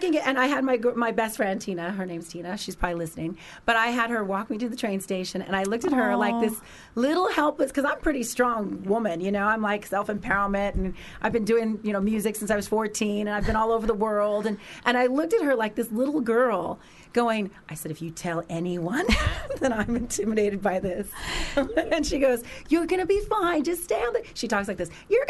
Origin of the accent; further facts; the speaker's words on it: Los Angeles, California, United States; because I'm from Los Angeles, mm-hmm. you know, from America.